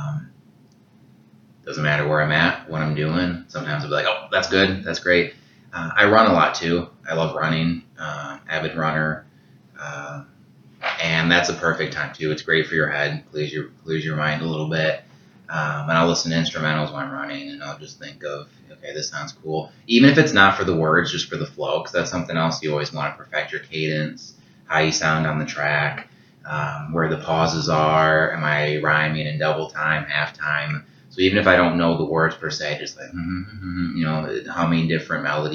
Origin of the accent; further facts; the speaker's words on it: Sterling, Illinois, United States; now in Dixon, United States; I grew up, I live in Dixon now, but I grew up in Sterling, just basically right across the street from Senesippy Park